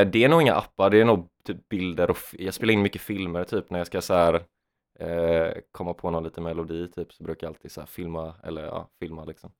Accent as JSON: {"language": "Swedish", "town": "Jönköping", "region": "Jönköping County", "country": "Sweden", "moved": "yes", "said": "Jönköping där jag är ifrån."}